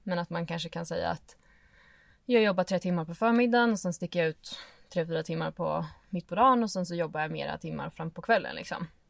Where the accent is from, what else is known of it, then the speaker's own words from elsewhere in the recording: Stockholm, Stockholm County, Sweden; moved away as an adult; also born or lived in Åre / Lofoten / Dalarna; jag är född och uppvuxen i Stockholm.